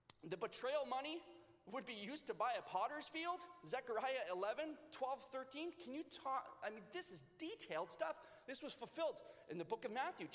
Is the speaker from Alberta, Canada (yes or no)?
no; Leamington, Ontario, Canada; also born or lived in California; I am now from Leamington.